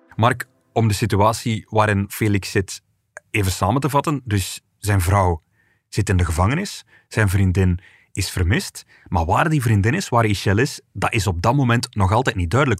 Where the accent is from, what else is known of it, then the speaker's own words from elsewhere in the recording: Flanders, Belgium; Bij ons in Vlaanderen